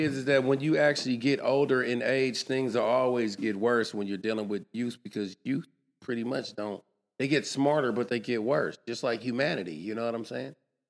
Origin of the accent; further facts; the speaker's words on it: Oakland, California, United States; Yeah, I'm from Oakland.